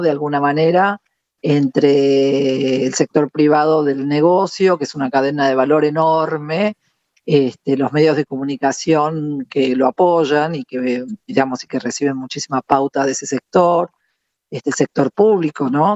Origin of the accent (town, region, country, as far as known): Argentina